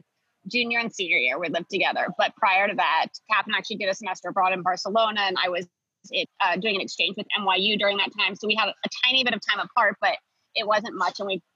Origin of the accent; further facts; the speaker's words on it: Wilmington, Delaware, United States; We grew up in Wilmington, Delaware, which is about 45 minutes outside of Philadelphia. Grew up in like a pretty suburban, almost rural environment.